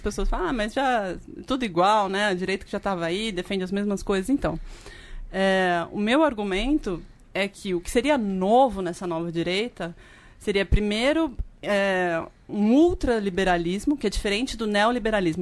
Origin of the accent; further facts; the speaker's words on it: São Paulo, Brazil; eu sou de São Paulo, né, estava fazendo doutorado na USP